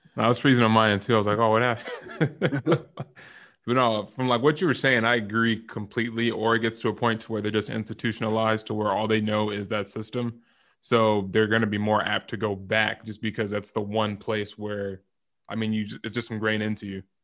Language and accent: English; California, United States; moved away as an adult; also born or lived in Boise / Alabama; I'm from California initially